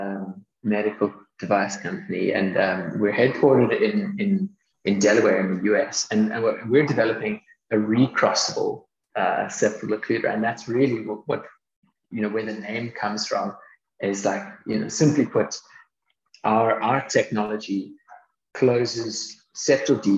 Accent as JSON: {"language": "English", "town": "Cape Town", "region": "Western Cape", "country": "South Africa", "tie": "born or raised there", "also_born_or_lived": "Toronto, Canada", "said": "So I grew up both in Canada and in South Africa, between kind of Toronto and Cape Town. I spent the bulk of my schooling in Cape Town"}